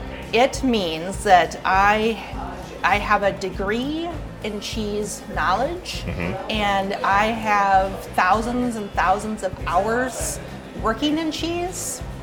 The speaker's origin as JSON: {"language": "English", "town": "Belmont", "region": "Wisconsin", "country": "United States", "tie": "born or raised there", "also_born_or_lived": "Idaho / Oregon, Wisconsin", "moved": "as an adult", "said": "I grew up on a farm in southwest Wisconsin near Belmont, 340 acres, good-sized family farm in the 70s, right?"}